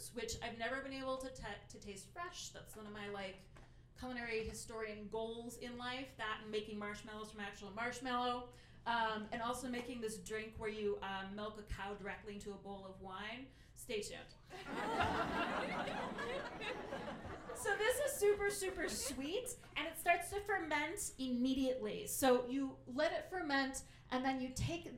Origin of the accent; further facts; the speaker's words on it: Ohio, United States; I'm from Ohio